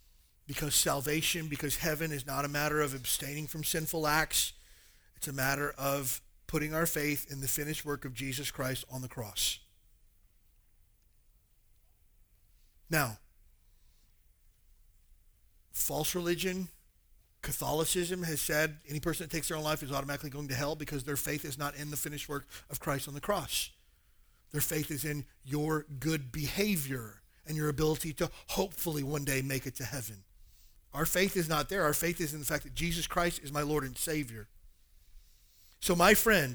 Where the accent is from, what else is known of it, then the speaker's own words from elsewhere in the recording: the South, United States; now in Hawaii, United States; I grew up in the South